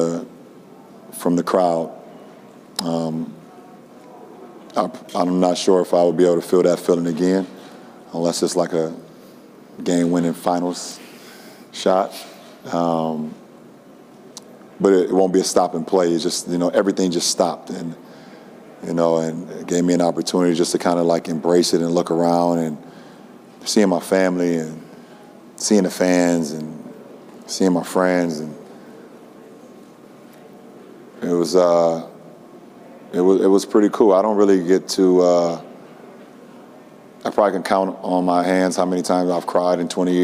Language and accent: English; Akron, Ohio, United States; my hometown